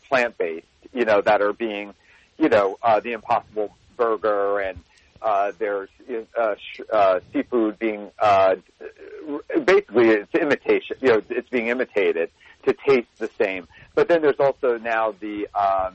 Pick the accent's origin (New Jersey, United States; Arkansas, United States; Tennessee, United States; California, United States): New Jersey, United States; moved away; I'm a boy from New Jersey